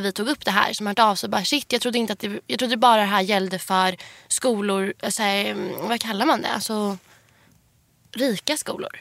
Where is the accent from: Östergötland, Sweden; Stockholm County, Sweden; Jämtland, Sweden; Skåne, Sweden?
Stockholm County, Sweden; Huddinge; jag kommer ju från Huddinge eh, där jag bor med min mamma